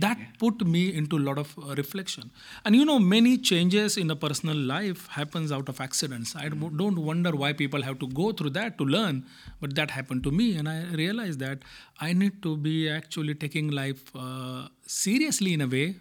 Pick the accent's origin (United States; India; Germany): India; moved away; I come from India